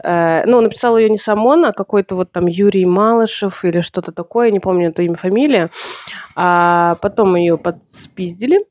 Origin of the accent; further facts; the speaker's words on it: Russia; moved away; Я сама-то не из Санкт-Петербурга, с... а из... да, а из провинции